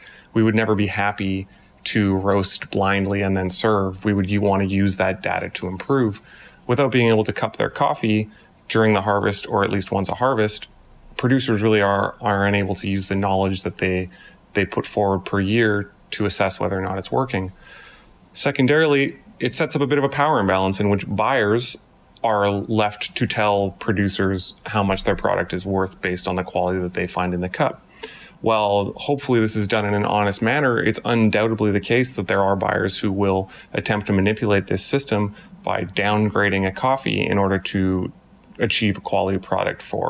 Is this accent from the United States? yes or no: no; Montreal, Quebec, Canada; I'm from Montreal, Canada